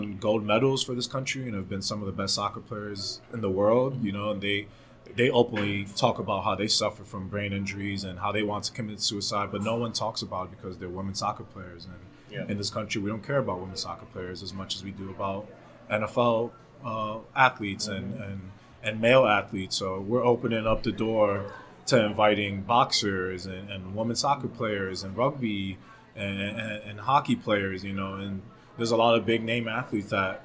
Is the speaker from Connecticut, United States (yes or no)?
no; New York City, New Jersey, United States; I'm originally from New Jersey, New York City